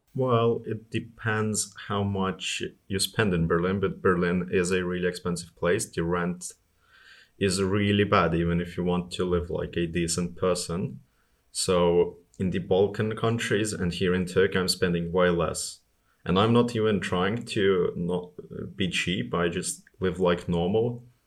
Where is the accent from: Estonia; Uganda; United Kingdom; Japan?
Estonia; I'm from Estonia. It, it gets really nasty there in the winter